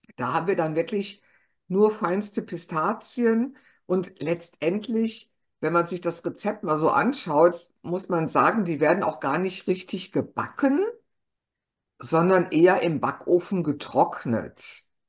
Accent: Germany; bei uns in Deutschland

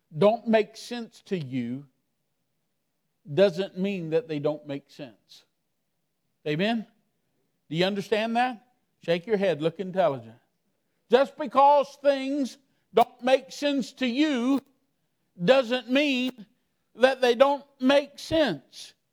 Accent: Miami, Florida, United States; I'm from Miami, Florida.

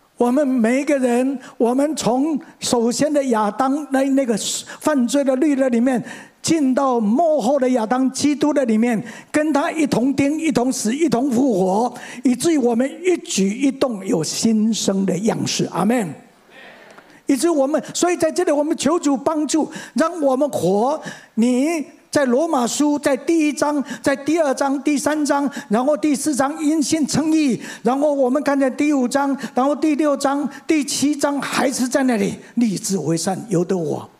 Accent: Mingjian, Nantou County, Taiwan; 我生在民国三十年，一九四一年，第二次世界大战爆发那一年。 我生在台湾的乡下，在南投的民间乡的赤水村

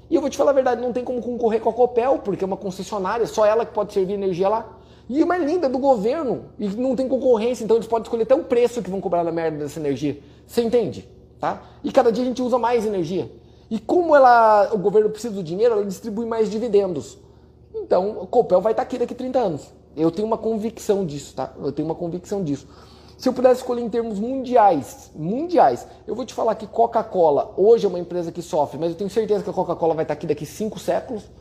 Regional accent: Paraná, Brazil; Por quê? Porque eu sou do Paraná. Eu sei que o Paraná, em média, cresce mais do que os outros estados do Brasil

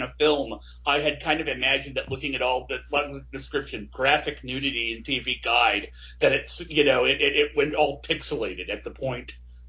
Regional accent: Midwest, United States; … and I are Midwestern Westerners, which means we're practically Canadian.

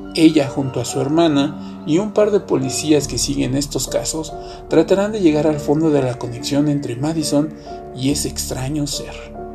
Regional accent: Mexico; mi país, México

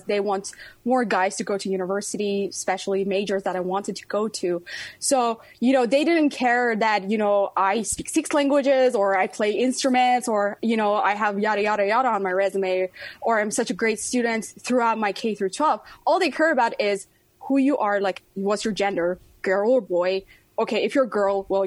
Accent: Iran; now in United States; my home country, Iran.

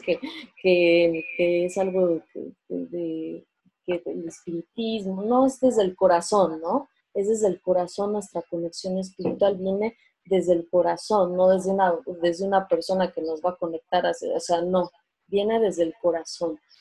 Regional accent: Mexico; somos mexicanos

